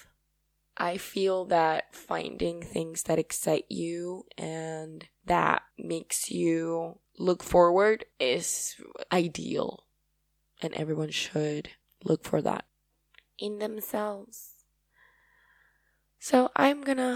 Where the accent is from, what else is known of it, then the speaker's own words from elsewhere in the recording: Paraguay; accent: Paraguayan; first language Spanish; English is a second language; I love my Paraguayan accent